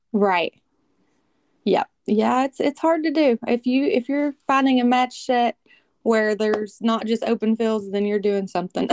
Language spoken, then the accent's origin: English; Kentucky, United States; I'm from Kentucky.